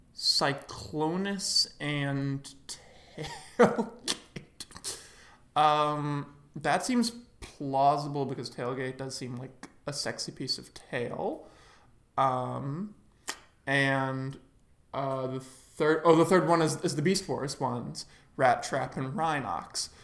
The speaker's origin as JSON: {"language": "English", "region": "New York", "country": "United States", "tie": "born or raised there", "said": "here in my hometown of New York"}